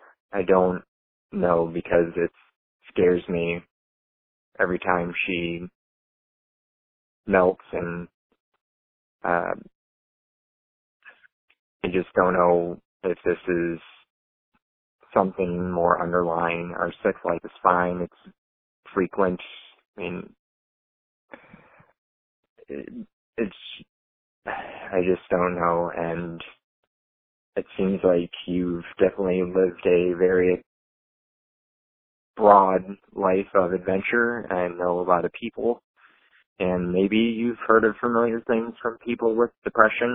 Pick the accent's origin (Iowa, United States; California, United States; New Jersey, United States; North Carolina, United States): Iowa, United States; I'm from Iowa.